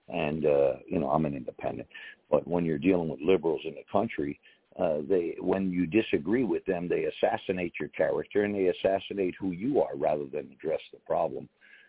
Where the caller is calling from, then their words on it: Connecticut, United States; Hey, I'm up here in Connecticut.